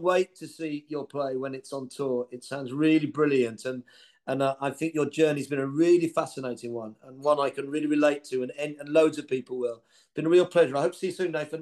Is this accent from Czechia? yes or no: no; Birmingham, West Midlands, United Kingdom; as a Brummie